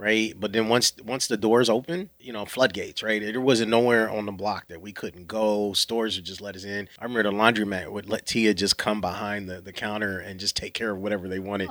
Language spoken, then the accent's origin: English; the North, United States; growing up in the North